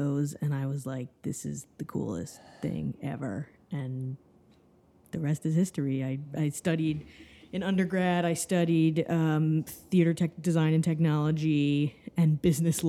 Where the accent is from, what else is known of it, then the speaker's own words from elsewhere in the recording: Miami, Florida, United States; now in New York, United States; I grew up in Miami, Florida